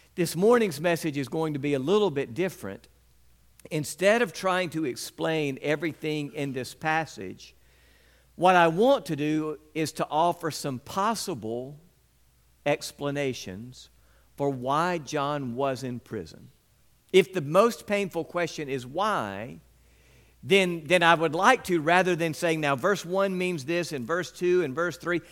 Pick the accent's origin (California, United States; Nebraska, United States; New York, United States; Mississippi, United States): Mississippi, United States; West Point; When I was a young boy growing up in West Point